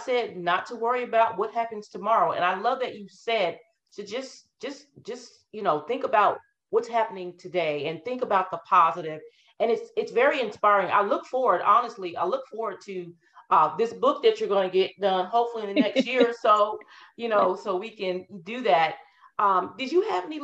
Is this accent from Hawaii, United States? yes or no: no; Colorado, United States; also born or lived in Denver, Colorado / North Carolina / Little Elm, Texas / Frisco, Texas; now in North Texas, United States; my family is actually from East Texas, but I was born and raised in Colorado.